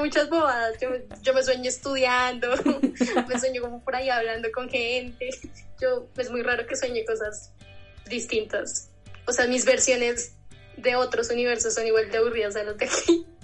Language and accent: Spanish; Bogotá, Colombia; yo nací aquí en Bogotá